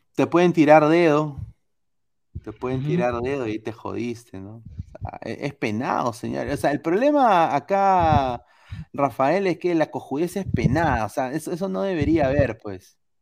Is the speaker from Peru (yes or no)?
yes; Peru; Yo soy de Perú